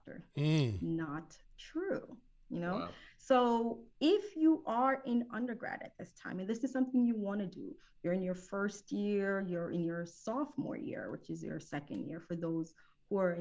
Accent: New Jersey, United States; moved away as an adult; also born or lived in Jamaica / Philadelphia, Pennsylvania; now in Houston, United States; I am originally from Jamaica, the West Indies, so I'm a Caribbean queen. I was raised in New Jersey.

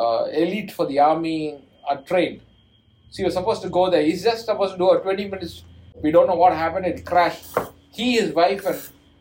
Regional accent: Kotagiri, Tamil Nadu, India; my hometown in Kotagiri, where my wife lives

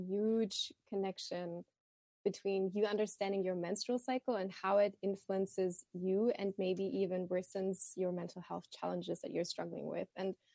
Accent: Thailand; also born or lived in Germany; Personally, growing up in Thailand, in Germany, I struggled a lot with just seeing periods and menstrual cycles as a natural and normal thing

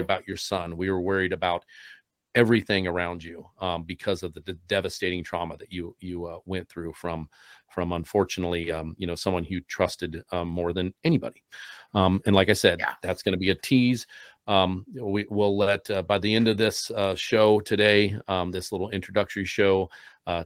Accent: Columbus, Ohio, United States; I'm from Columbus, Ohio

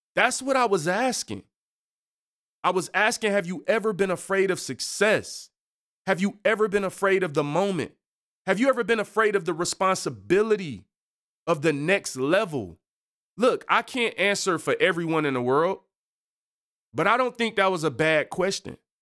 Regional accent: Detroit, Michigan, United States; I'm from Seven Mile, East Side in Detroit

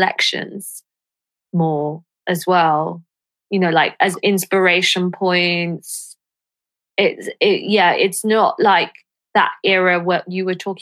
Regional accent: London, United Kingdom; when I was growing up in London

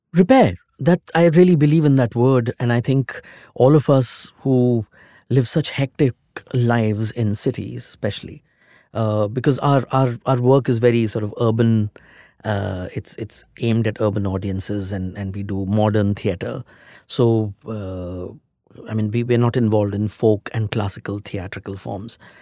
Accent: Delhi, India; now in Mumbai, India; I'm from, I'm basically from Delhi

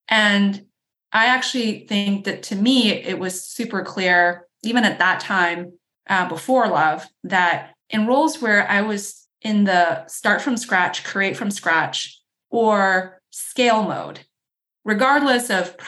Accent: Chicago, Illinois, United States; I grew up around Chicago

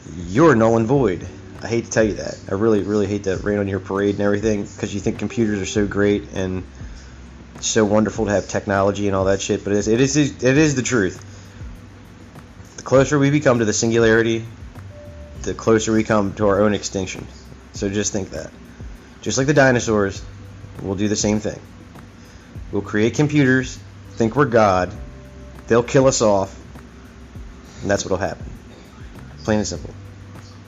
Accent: United States; I'm an American. I've been an American all my life.

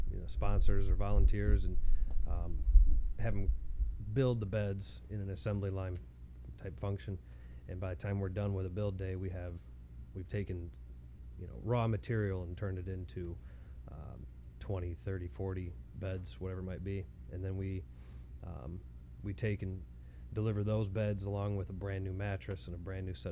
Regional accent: Haslett, Michigan, United States; I was born and raised around here. I grew up in Hazlet and pretty much lived here my whole life

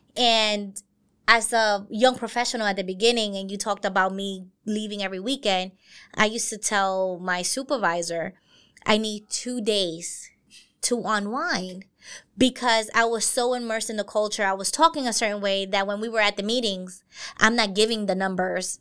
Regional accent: New York City, New York, United States; I grew up in Brooklyn

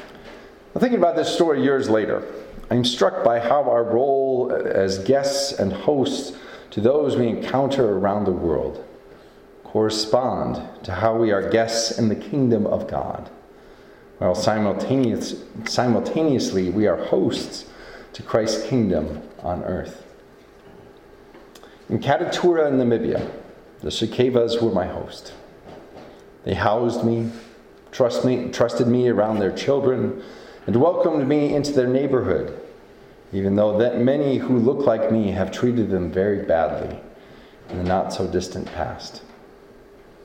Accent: Iowa, United States; now in Montana, United States; I grew up with in Iowa

